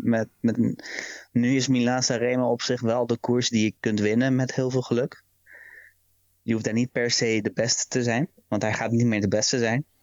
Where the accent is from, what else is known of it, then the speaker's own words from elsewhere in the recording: Rotterdam, South Holland, Netherlands; je bent nou eenmaal geboren en getogen in Rotterdam